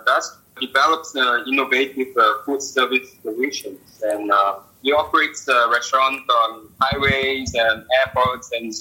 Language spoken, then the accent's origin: English; Singapore; moved away as an adult; now in Shenzhen, China; I'm from Singapore originally. I'm here in China.